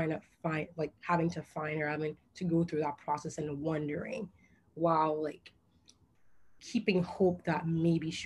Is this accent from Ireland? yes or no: no; Port-au-Prince, Ouest, Haiti; moved away; I was raised in Port-au-Prince, Haiti for more than half of my life